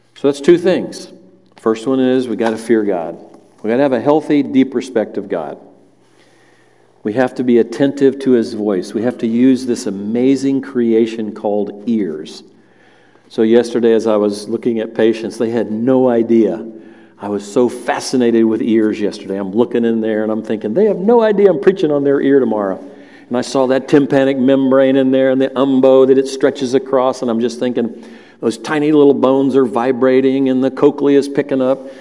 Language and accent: English; the South, United States; I grew up in the South.